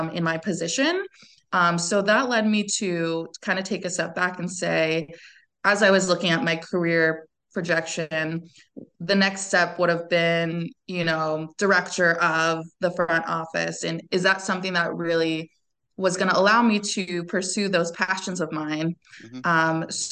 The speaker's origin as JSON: {"language": "English", "region": "California", "country": "United States", "tie": "born or raised there", "also_born_or_lived": "France", "moved": "as an adult", "said": "I'm from California originally, born and raised"}